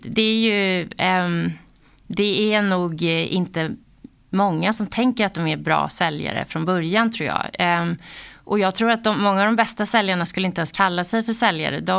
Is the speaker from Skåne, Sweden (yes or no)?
no; Täby, Stockholm County, Sweden; Eh, Täby, mm. norr om Stockholm.